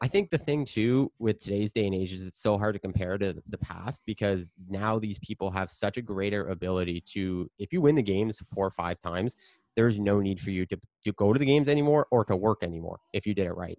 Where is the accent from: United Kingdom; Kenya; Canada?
Canada; I'm Canadian